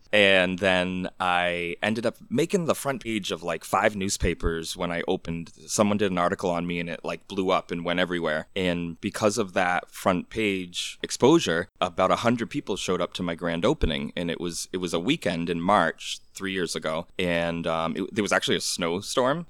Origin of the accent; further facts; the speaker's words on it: Orange, Massachusetts, United States; I remember as, like, a seven-year-old boy growing up in Orange, Massachusetts